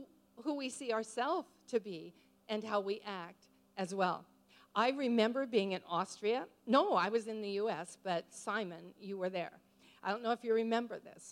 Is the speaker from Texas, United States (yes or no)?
no; Montana, United States; moved away; also born or lived in New Zealand; I'm a grandma from Montana